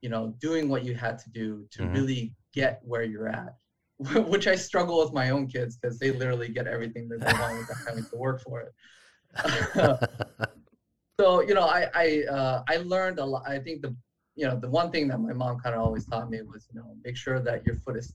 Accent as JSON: {"language": "English", "town": "Long Beach", "region": "California", "country": "United States", "tie": "born or raised there", "said": "I grew up in Long Beach, the same neighborhood that … grew up"}